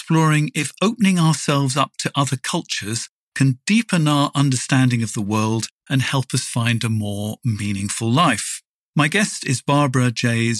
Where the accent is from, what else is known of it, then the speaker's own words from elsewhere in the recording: England, United Kingdom; moved away as an adult; now in Germany; I was brought up in the United Kingdom by parents who could trace their ancestors back many generations to the same corner of England.